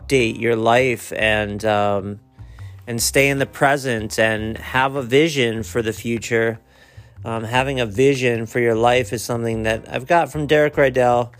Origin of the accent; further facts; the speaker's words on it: Akron, Ohio, United States; I was born in Akron